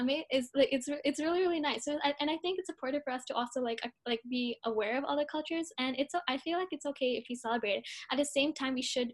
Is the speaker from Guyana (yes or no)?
no; Kerala, India; now in Brampton, Canada; I'm from India, and I come from the state Kerala, which is like from like the southern part of India.